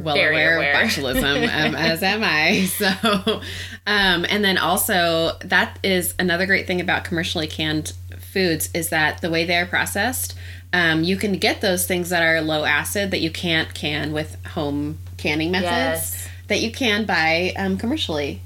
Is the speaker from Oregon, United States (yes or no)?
yes; Oregon, United States; I grew up in Oregon